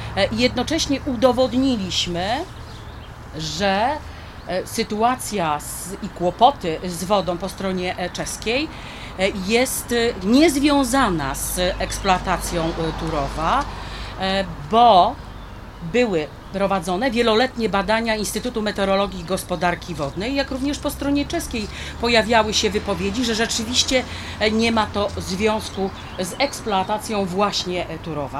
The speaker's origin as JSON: {"language": "Polish", "area": "Wałbrzych district", "region": "Lower Silesian Voivodeship", "country": "Poland", "said": "Ja pochodzę z okręgu wałbrzyskiego"}